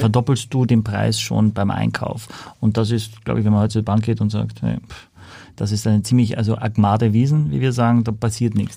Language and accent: German; Austria; ich als Ösi